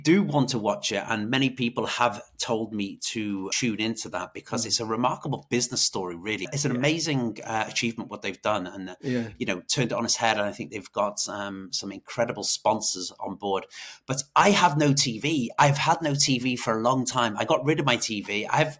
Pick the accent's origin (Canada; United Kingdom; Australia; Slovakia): United Kingdom; Wales; moved away as an adult; also born or lived in Ireland; now in Dublin, Ireland; I am from Wales. I'm from the UK originally